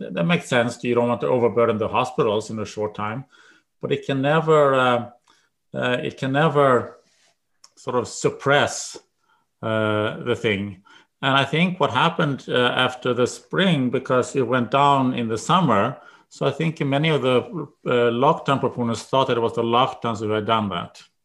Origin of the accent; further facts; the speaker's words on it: Sweden; moved away as an adult; now in United States; I grew up in Sweden. I went to college there, and then I went to, came to the United States.